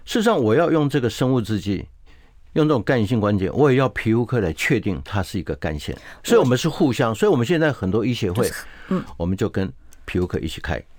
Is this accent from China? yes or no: no; Taiwan; 我们台湾话